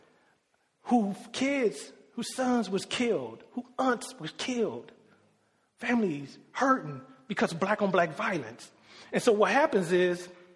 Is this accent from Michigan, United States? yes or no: yes; Detroit, Michigan, United States; I grew up in Detroit, Michigan